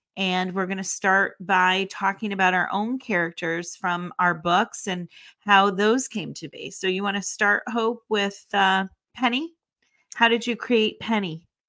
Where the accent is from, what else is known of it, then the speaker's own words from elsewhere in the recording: Northeast, United States; we don't use certain names in the Northeast that you guys use in the South